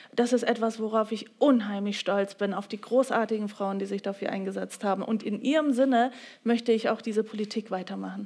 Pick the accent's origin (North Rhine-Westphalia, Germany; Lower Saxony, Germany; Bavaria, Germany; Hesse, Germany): Bavaria, Germany; Ich komme ja aus Bayern